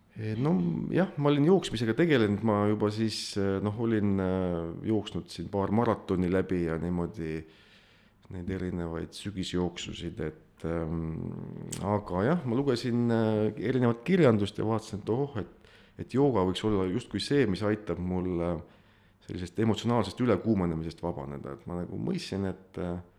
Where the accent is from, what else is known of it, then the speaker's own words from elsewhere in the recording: Põlva County, Estonia; olen muidu Põlvamaalt pärit